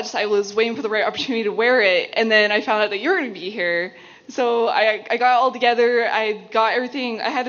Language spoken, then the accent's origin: English; Phoenix, Arizona, United States; I'm from here. From Phoenix, Arizona.